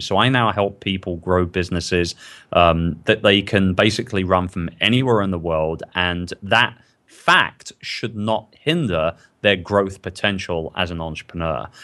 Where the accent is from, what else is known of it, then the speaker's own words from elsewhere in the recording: London, United Kingdom; I'm from London